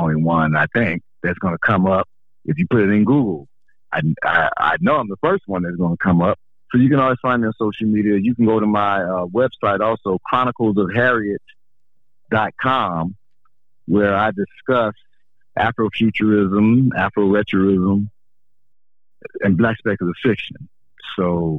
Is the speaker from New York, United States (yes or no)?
no; Chicago, Illinois, United States; moved away as an adult; now in Atlanta, United States; my hometown is Chicago, but I've been living here in Atlanta 21 years